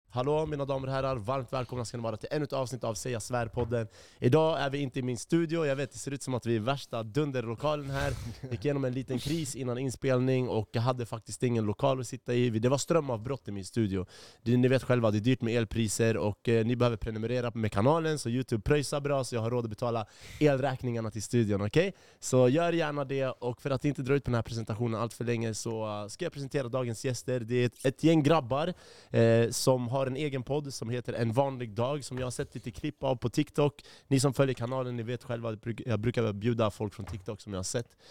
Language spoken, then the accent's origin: Swedish; Järfälla, Stockholm County, Sweden; now in Kista, Sweden; Jag är uppvuxen i Jakobsberg, men nu jag bor i Kista